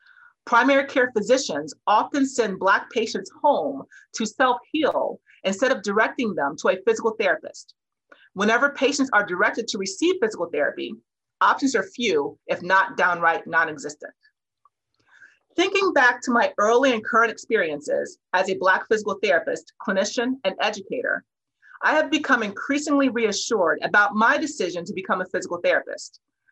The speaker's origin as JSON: {"language": "English", "town": "Cincinnati", "region": "Ohio", "country": "United States", "tie": "born or raised there", "said": "I grew up in Cincinnati, Ohio, but spent my early years as a clinician on Chicago's South Side in the Bronzeville and South Shore neighborhoods."}